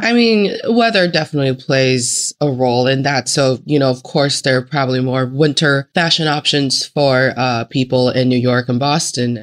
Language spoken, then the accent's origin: English; Northeast China, China; moved away; also born or lived in Northeast United States; I am from the Northeast part of China and then I was enjoying my life in Northeast part of the United States.